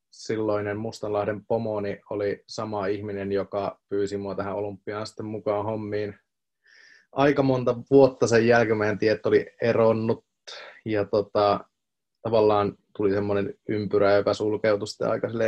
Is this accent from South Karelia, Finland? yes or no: no; Tampere, Pirkanmaa, Finland; ja mä tuun Tampereelta